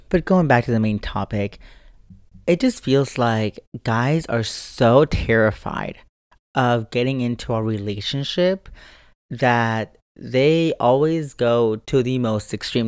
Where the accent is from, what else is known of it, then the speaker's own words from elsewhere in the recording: United States; as an American